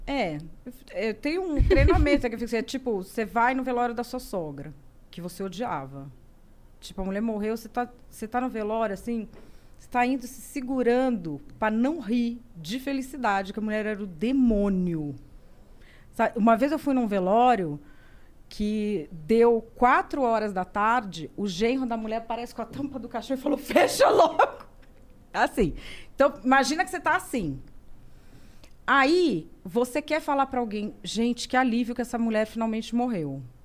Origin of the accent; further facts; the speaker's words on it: Santo André, São Paulo, Brazil; now in Cotia, Brazil; eu sou nascida em Santo André